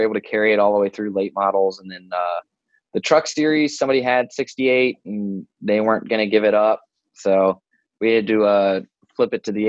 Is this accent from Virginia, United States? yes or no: yes; Woodbridge, Virginia, United States; I grew up Northern Virginia in Woodbridge, about 25-ish miles south of DC